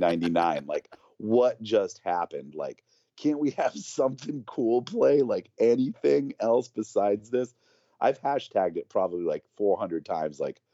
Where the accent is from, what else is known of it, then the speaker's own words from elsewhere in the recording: New Bedford, Massachusetts, United States; The singer from … used to be in another band called …, who used to come to my hometown in New Bedford.